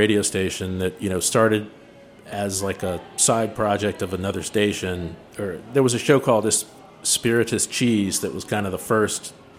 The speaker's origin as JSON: {"language": "English", "town": "Cheverly", "region": "Maryland", "country": "United States", "tie": "born or raised there", "said": "I grew up out in the suburbs in one of the original Chevrolet Hillbillies, Chevrolet, Maryland, out in PG County"}